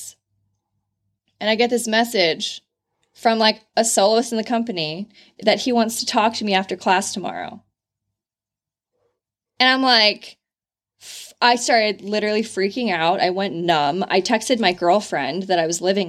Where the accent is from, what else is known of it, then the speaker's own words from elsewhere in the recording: California, United States; moved away; From California